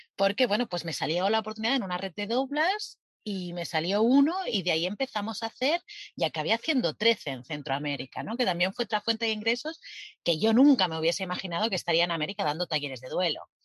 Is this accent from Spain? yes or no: yes; Spain; moved away as an adult; somos españoles